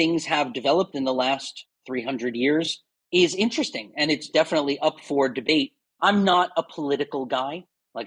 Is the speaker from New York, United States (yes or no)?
yes; New York City, New York, United States; moved away as an adult; now in China; I'm from New York City